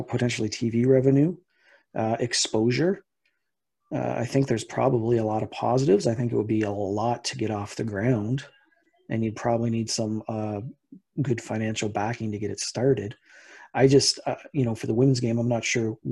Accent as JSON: {"language": "English", "country": "Canada", "said": "as a Canadian"}